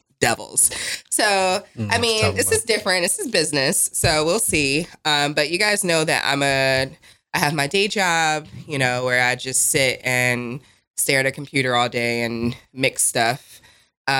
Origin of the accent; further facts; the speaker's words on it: New Jersey, United States; also born or lived in Las Vegas; now in Raleigh, United States; I'm from Jersey